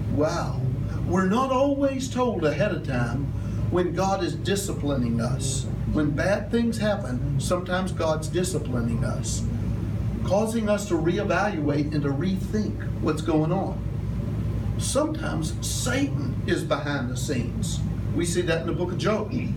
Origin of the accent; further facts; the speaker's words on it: United States; I grew up in Little Town America